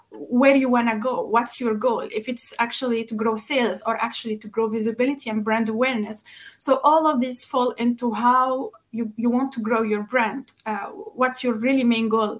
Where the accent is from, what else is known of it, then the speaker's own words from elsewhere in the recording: Tunisia; moved away as an adult; now in Luxembourg; Originally, I come from Tunisia, but I've been in Luxembourg since now 7.5 years.